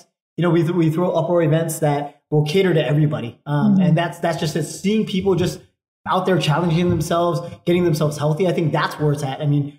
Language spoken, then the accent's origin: English; Guam; living here on Guam, growing up on Guam